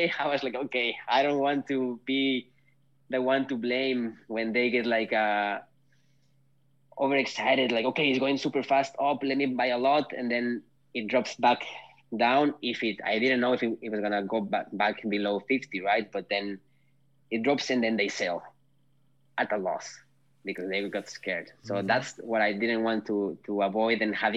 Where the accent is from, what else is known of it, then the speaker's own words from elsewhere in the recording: Mexico; moved away as an adult; now in Nordic countries; I'm from Mexico